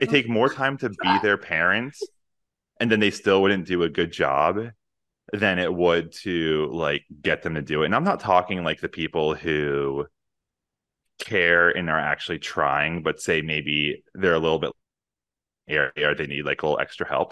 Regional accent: Northeast, United States; moved away; I come from the Northeast

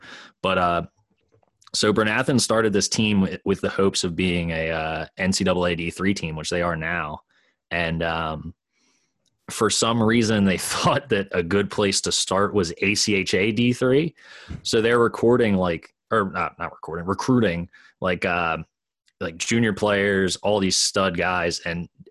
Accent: Newark, Delaware, United States; I grew up in Newark

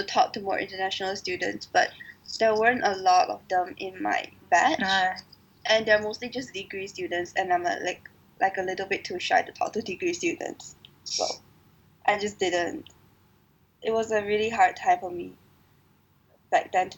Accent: Kuching, Sarawak, Malaysia; moved away; I'm from Sarawak, I'm from Kuching.

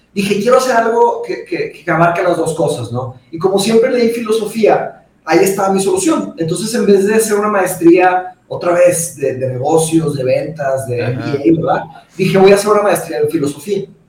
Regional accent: Monterrey, Nuevo León, Mexico; also born or lived in Brazil; yo nací en Brasil y me vine a Monterrey cuando tenía cinco años, ¿no? ok. muy chiquito

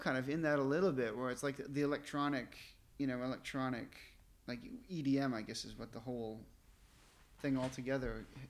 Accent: Sheboygan, Wisconsin, United States; also born or lived in Japan; I grew up in Sheboygan

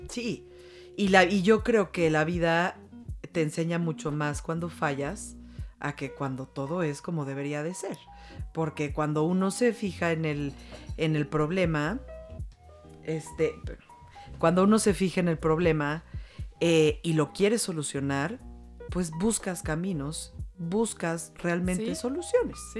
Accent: Mexico; como mujeres mexicanas

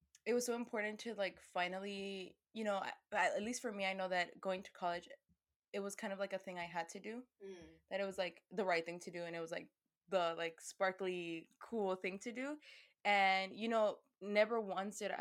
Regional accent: Houston, Texas, United States; also born or lived in Querétaro, Mexico / Boston; Y crecí aquí en Houston. Me vine a los, ¿cuántos años? A los 4 años.

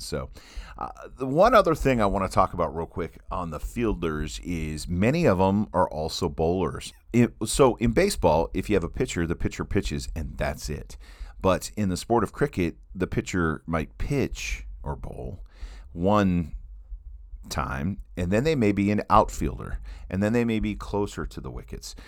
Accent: Midwest, United States; growing up in the Midwest

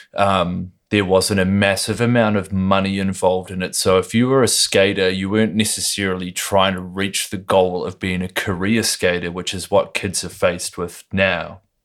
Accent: Lower Hutt, Wellington, New Zealand; I was born in Lower Hutt, New Zealand, which is just twenty minutes out of Wellington

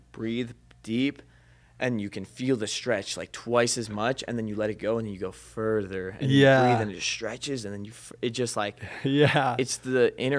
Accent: Minnesota, United States; born or raised there; moved away; also born or lived in Cambridge, Minnesota

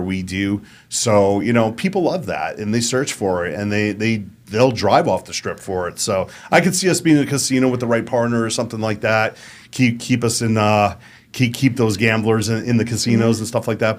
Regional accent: New York, United States; moved away as an adult; now in Las Vegas, United States; I grew up in New York

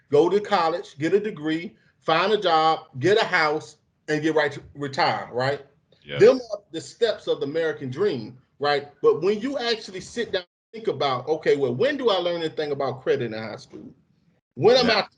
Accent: Bolton, North West England, United Kingdom; I'm I'm from I'm from a poor area you know what I'm saying? I'm from Bolton.

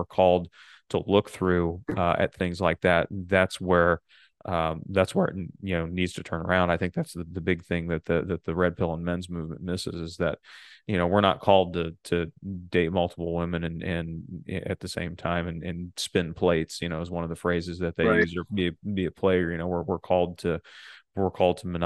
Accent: Michigan, United States; I'm growing up in Michigan

